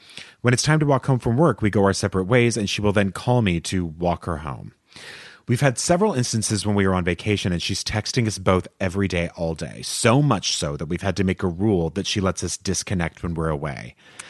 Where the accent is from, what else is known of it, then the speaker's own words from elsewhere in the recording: Canada; moved away as an adult; now in Madrid, Spain; I am a Canadian expat living and working in Madrid for the last 8 years.